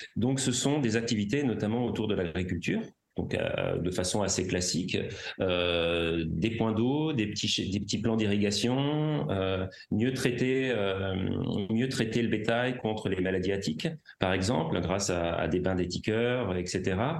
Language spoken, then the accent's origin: French; Paris, Île-de-France, France; J'ai grandi à Paris